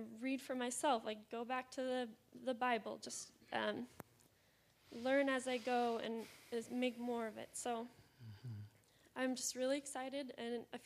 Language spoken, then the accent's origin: English; Seattle, Washington, United States; moved away as an adult; now in Austin, United States; I'm from the Seattle area. Came here in January, so I'm very new to Austin.